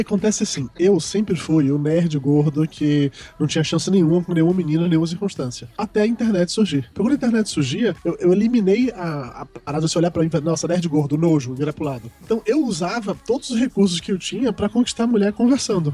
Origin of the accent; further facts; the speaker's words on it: Salvador, Bahia, Brazil; eu sou de Salvador